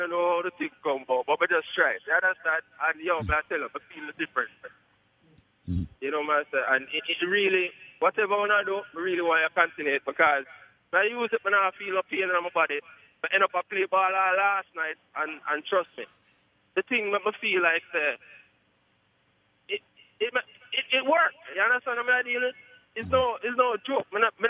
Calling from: Poughkeepsie, New York, United States; You know, my call is from upstate New York.

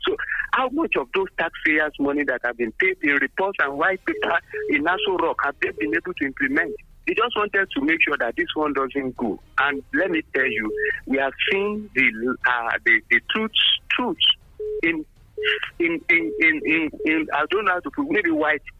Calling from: Abeokuta, Ogun State, Nigeria; from Abeokuta.

